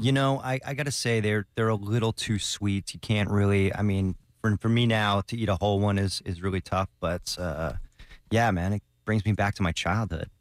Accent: New York, United States; moved away; just being a New Yorker

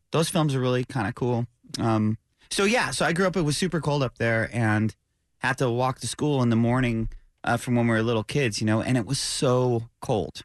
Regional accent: upstate New York, United States; I grew up, as you know, in upstate New York

